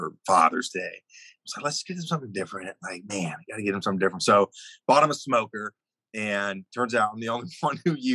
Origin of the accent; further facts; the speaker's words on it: Atlanta, Georgia, United States; also born or lived in New York; I grew up in Atlanta. I was born in New York